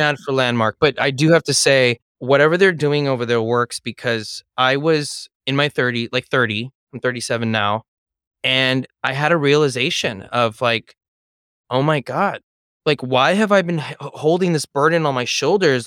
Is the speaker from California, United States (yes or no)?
yes; Los Angeles, California, United States; I was born here in Los Angeles